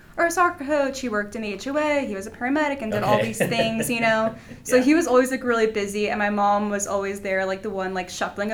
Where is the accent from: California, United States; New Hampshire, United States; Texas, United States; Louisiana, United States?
Texas, United States; San Antonio; moved away as an adult; now in Denver, United States; I'm from San Antonio, Texas.